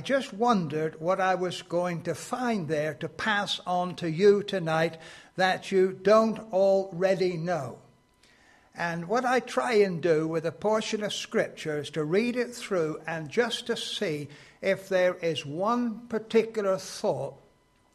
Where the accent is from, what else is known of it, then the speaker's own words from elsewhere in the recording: Exeter, South West England, United Kingdom; I come from Exeter, and I became a Christian when I was 16 years old